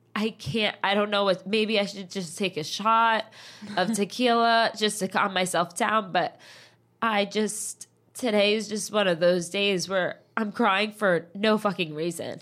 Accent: New Jersey, United States; moved away as an adult; I'm literally from New Jersey.

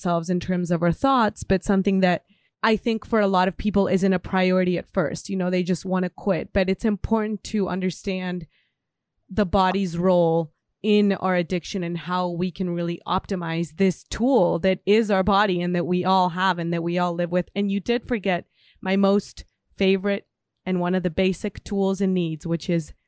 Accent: Guadalajara, Jalisco, Mexico; moved away; One of my first jobs ever was at a tea shop in Guadalajara in my hometown

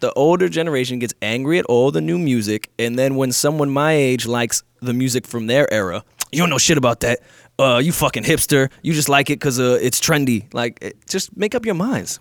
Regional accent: New York, United States; I'm a New Yorker

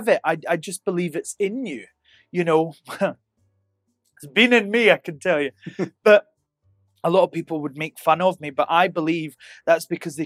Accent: Helensburgh, Scotland, United Kingdom; also born or lived in Glasgow; I'm from Helensburgh in Scotland, a tiny, tiny town. I moved to Glasgow and I'm in Vegas.

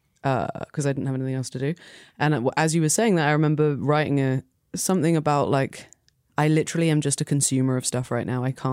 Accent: England, United Kingdom; moved away as an adult; now in New York, United States; Just because I'm English.

